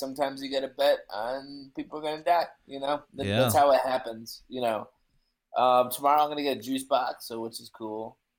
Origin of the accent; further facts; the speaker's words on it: Naperville, Illinois, United States; hey, man, I'm from Naperville.